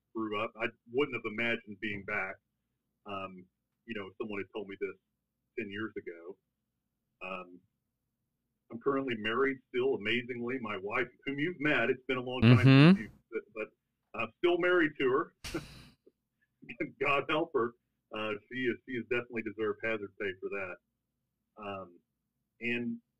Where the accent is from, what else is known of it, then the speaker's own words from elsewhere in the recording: Brownwood, Texas, United States; also born or lived in Stephenville, Texas; I grew up in Brownwood, Texas. So I grew up right down the road.